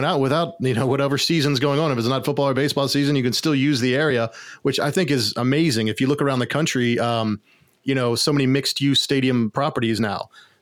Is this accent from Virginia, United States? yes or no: yes; Virginia, United States; growing up in Virginia